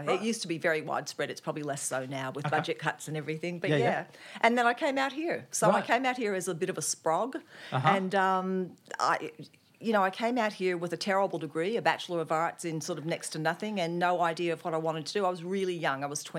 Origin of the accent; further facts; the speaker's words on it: Nashville, Tennessee, United States; also born or lived in Germany; now in Australia; Well, I'm from Nashville, Tennessee, but kind of by way of the US Army. My dad was actually a career Army officer in the US Army